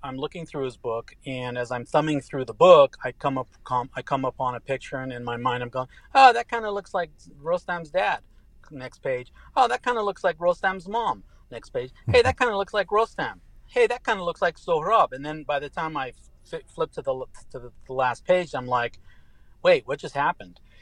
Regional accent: Tehran, Tehran Province, Iran; born or raised there; first language English and Farsi; moved away; also born or lived in Lubbock, Texas, United States

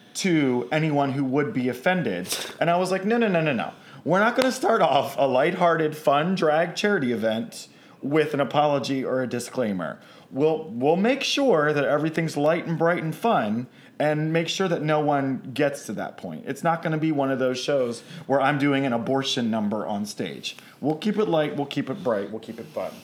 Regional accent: Baltimore, Maryland, United States; I'm from Baltimore

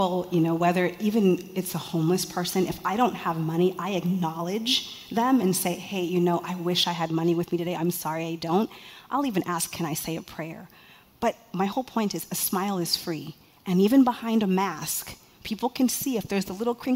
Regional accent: Mountain View, California, United States; As someone who was born and raised in California

